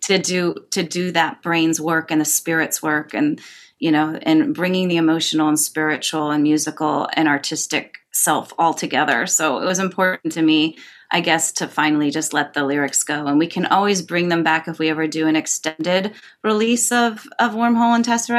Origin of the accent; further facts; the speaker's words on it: Cleveland, Ohio, United States; also born or lived in California; now in Los Angeles, United States; I grew up in Cleveland and there's Lake Road